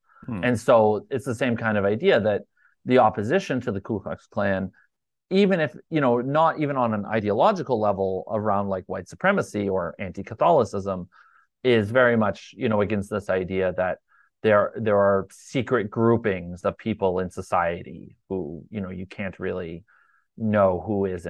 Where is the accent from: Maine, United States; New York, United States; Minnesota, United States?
Maine, United States; Portland; I'm from Portland